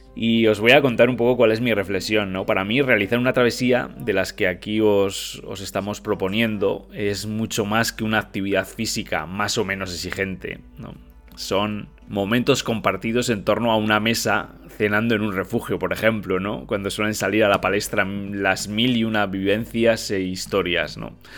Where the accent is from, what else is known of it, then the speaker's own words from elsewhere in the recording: Navarre, Spain; yo como Navarro